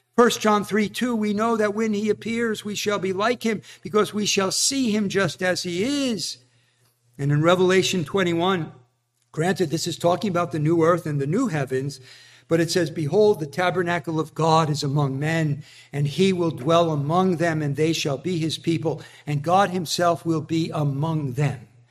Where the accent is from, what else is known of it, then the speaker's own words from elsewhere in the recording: New Jersey, United States; I'm from New Jersey